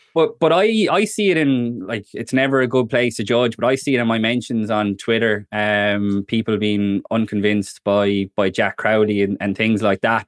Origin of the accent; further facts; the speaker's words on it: Ireland; as Irish people